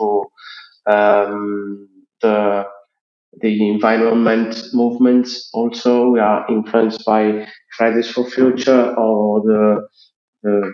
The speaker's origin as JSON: {"language": "English", "region": "Sardinia", "country": "Italy", "said": "I'm a 30 years old worker from Sardinia, from Italy."}